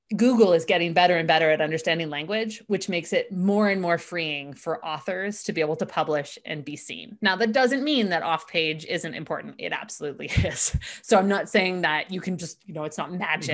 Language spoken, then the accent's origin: English; Canada; we're Canadian